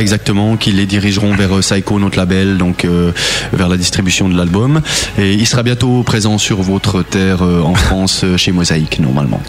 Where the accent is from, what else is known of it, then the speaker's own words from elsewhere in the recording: Bulle, Fribourg, Switzerland; chez nous en Gruyère